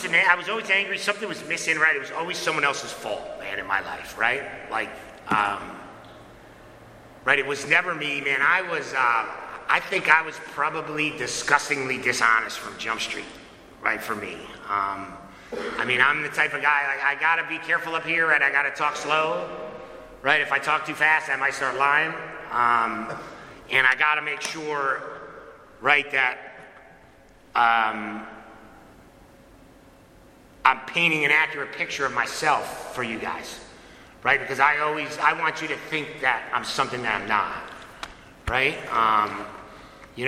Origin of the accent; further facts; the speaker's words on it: Connecticut, United States; now in Apex, United States; I was born and raised in Connecticut